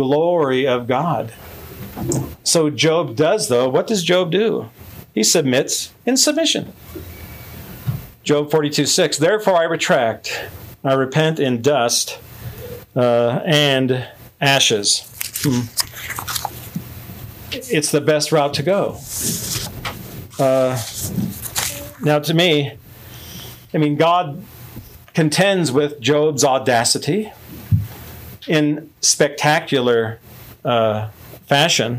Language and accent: English; Midwest, United States; I'm from the Midwest